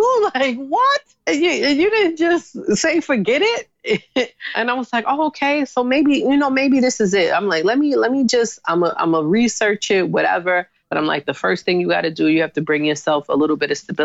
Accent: New York City, New York, United States; being in Harlem, growing up in Harlem

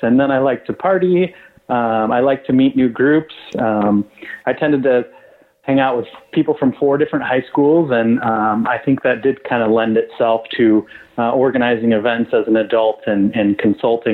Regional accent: West Michigan, United States; I grew up in West Michigan, a very conservative town

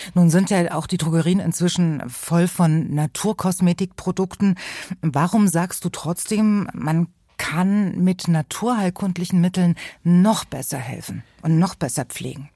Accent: East Germany, Germany; da wo ich herkomme, aus dem Osten

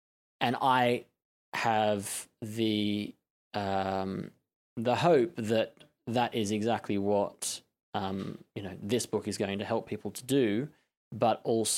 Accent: Melbourne, Victoria, Australia; moved away as an adult; now in London, United Kingdom; born and bred in Australia, in Melbourne.

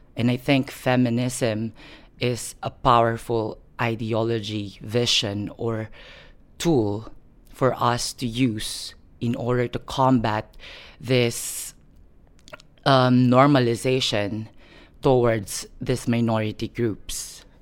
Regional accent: Philippines; moved away as an adult; now in United Kingdom; I was born and raised in the Philippines, but recently I just moved to the United Kingdom for a year now

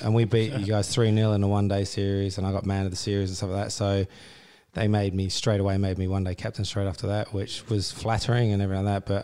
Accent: Australia; I grew up in Australia

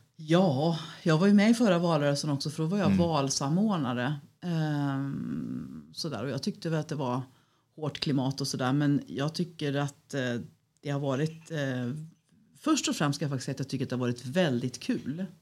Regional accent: Falköping, Västra Götaland, Sweden; moved away as an adult; now in Örebro, Sweden; från början så är jag västgöte, så jag är uppvuxen på en gård utanför Falköping.

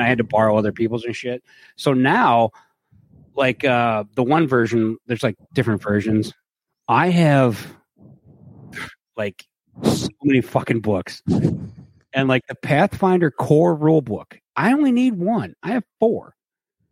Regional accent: Cleveland, Ohio, United States; I'm from Cleveland. I live in the greatest place on earth.

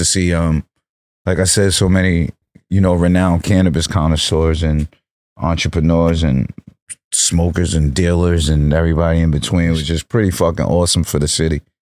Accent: New York, United States; So, you know, I'm from New York, but my lungs are from California.

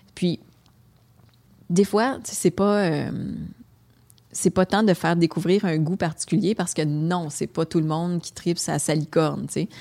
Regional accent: Gatineau, Quebec, Canada; accent: Québécois; j'ai grandi euh, dans le quartier Muchmore à Hull

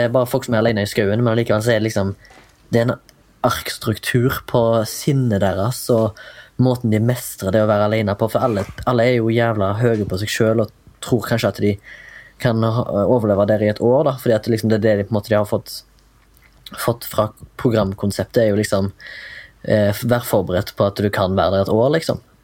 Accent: Haugesund, Rogaland, Norway; now in Oslo, Norway; kommer fra Haugesund, bor i Oslo

